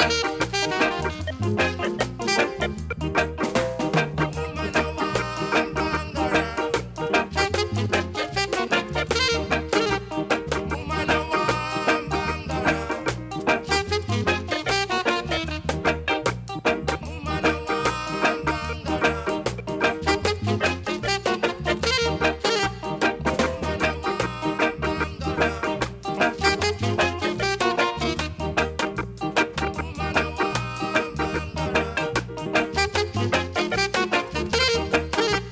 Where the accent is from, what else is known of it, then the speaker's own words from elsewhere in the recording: Wales, United Kingdom; accent: Welsh; my Welsh accent